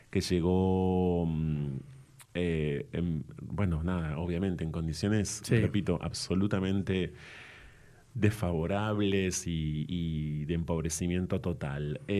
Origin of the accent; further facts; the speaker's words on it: Ensenada, Baja California, Mexico; Bueno, porque nací en esa ciudad en el año 76 em, y estuve en Ensenada hasta el, hasta